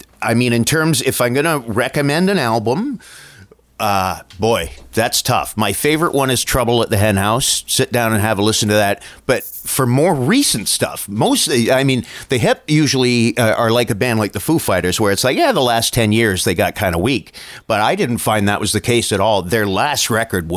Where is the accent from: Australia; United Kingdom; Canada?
Canada